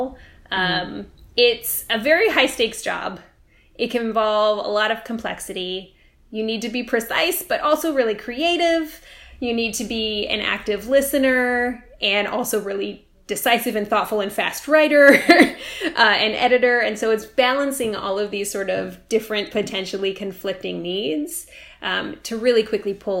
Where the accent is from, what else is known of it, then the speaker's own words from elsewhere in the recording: California, United States; now in Baltimore, United States; I'm from California originally